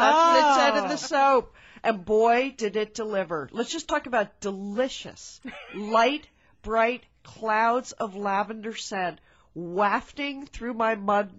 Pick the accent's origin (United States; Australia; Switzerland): United States; Connecticut; now in Portland, United States; When we grew up in Connecticut, we called it the laundry room